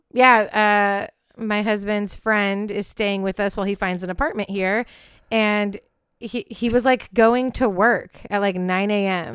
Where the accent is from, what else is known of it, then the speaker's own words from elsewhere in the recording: Pacific Northwest, United States; in my home state, the Pacific Northwest